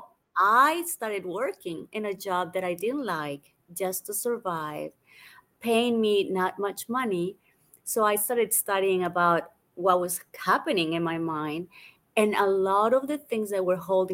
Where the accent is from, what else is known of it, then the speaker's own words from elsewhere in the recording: Colombia; also born or lived in United States / London / Australia; now in Bali, Indonesia; I grew up in Colombia originally